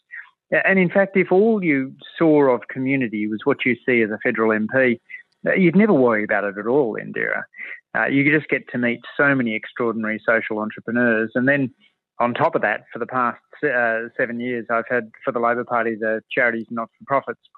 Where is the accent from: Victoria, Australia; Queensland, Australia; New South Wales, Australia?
New South Wales, Australia; Waterfall; I grew up in Waterfall in the south of Sydney